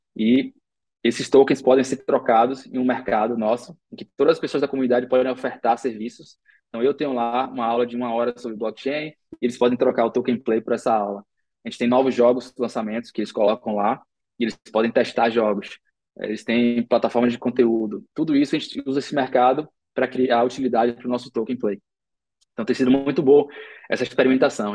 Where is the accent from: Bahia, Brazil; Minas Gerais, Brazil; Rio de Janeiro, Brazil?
Bahia, Brazil; Salvador; nós três crescemos em Salvador